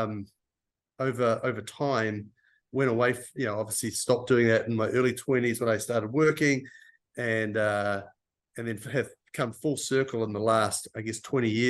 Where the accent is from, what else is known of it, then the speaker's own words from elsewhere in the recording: New Zealand; moved away as an adult; also born or lived in Europe / United Kingdom; now in Chicago, United States; I'm from New Zealand originally, have lived and worked in Europe as well, and ended up in Chicago about 10 years ago